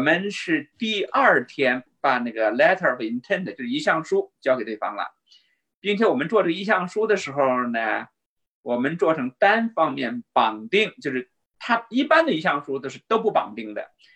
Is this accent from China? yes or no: yes; China; moved away; 我们中国人的数学很好